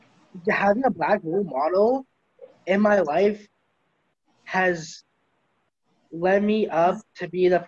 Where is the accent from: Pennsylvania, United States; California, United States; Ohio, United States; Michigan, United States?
Pennsylvania, United States; Pittsburgh; I grew up in Carrick, from mainly a white neighborhood.